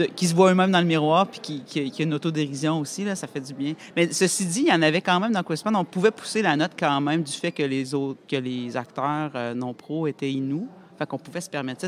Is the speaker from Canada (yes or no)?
yes; Quebec City, Quebec, Canada; moved away; also born or lived in Montreal; de partir de ma banlieue de Québec et aller à Montréal, je l'ai comme vécu